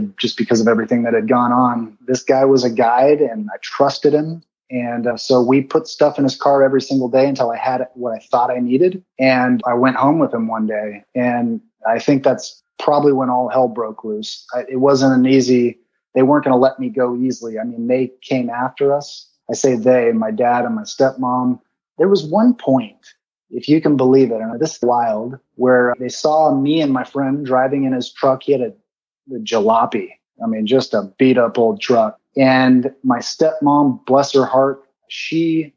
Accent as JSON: {"language": "English", "town": "San Bernardino", "region": "California", "country": "United States", "tie": "born or raised there", "said": "I grew up in the Mountain View Trailer Park, which is in San Bernardino, California"}